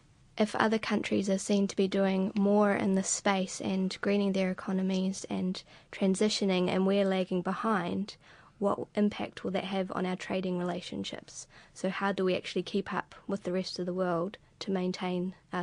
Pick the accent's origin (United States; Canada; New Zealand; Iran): New Zealand